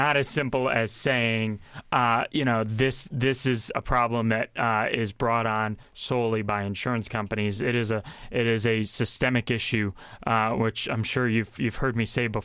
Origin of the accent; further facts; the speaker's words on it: Massachusetts, United States; now in Pennsylvania, United States; Massachusetts, my home state